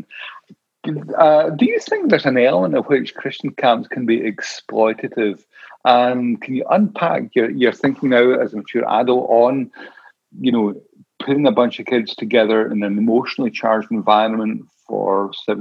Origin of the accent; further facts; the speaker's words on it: Scotland, United Kingdom; when I cross the border into Scotland, I always think, oh, you know, I'm home again